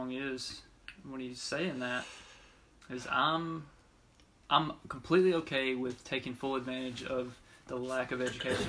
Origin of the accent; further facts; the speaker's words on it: Alabama, United States; I'm partial because I'm from Alabama